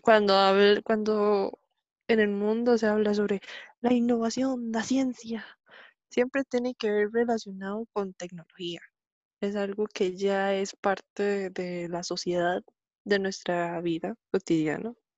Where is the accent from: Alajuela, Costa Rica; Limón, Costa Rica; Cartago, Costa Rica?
Alajuela, Costa Rica; Grecia; soy de aquí de Grecia, aquí Grecia Representing